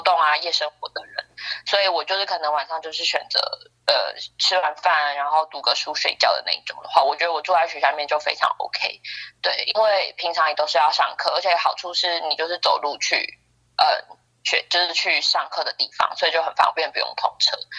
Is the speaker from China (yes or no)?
no; Taiwan; moved away as an adult; now in United Kingdom; 我从台湾来